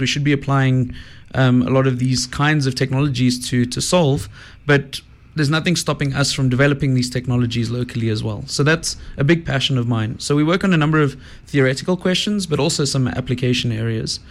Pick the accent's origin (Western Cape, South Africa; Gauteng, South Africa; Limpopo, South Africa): Gauteng, South Africa; Johannesburg; I grew up in Joburg